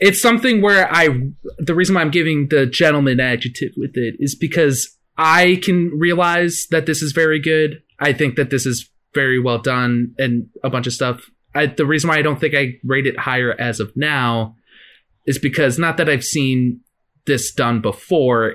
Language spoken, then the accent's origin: English; McHenry, Illinois, United States; my hometown in McHenry